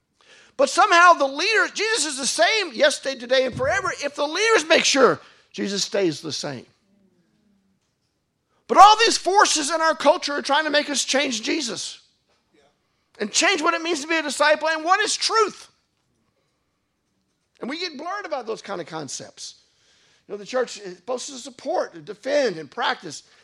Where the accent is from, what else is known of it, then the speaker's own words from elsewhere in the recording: United States; moved away; where I grew up in the United States, they'd always be dancing at the end of every wedding